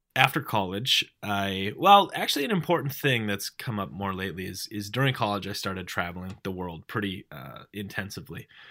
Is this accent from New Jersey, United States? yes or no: no; North Dakota, United States; I grew up in North Dakota.